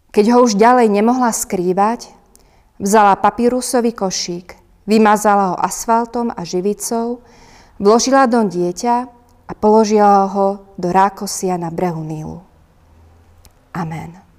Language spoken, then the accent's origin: Slovak; Turiec, Žilina Region, Slovakia; u nás v Turcii